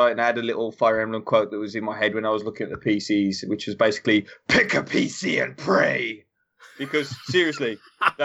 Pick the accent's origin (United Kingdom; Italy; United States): United Kingdom; England; an English guy